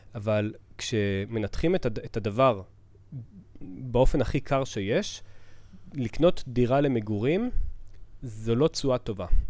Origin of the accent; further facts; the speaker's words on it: Southern District, Israel; אני אישית גדלתי בפריפריה, אה, אבל אה, אני מהדרום